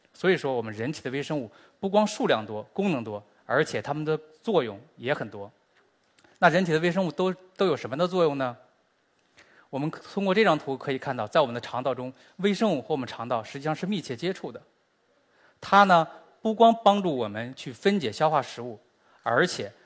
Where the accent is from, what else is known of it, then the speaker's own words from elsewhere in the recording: China; 我们中国人和美国人的微生物本身就是不一样的